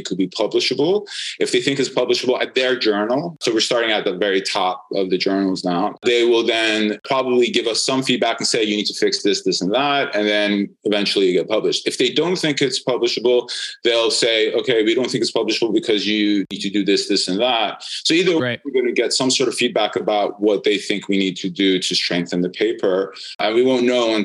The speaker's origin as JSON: {"language": "English", "region": "New York", "country": "United States", "tie": "born or raised there", "moved": "as an adult", "said": "my hometown in New York"}